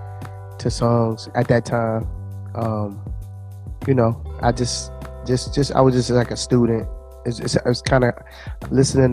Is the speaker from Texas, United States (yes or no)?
no; New Jersey, United States; moved away; also born or lived in Washington, D.C.; I was born in New Jersey.